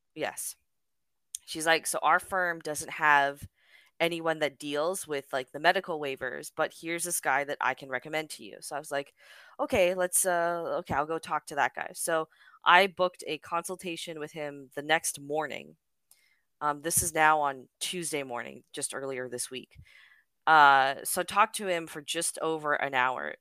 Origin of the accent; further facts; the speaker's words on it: Canada; I am unfortunately a Canadian citizen